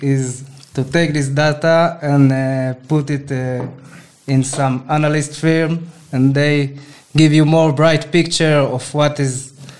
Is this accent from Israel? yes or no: yes; Israel; I'm also from Israel, from a kibbutz, it's called. It's a special lifestyle, special life form that there is in Israel.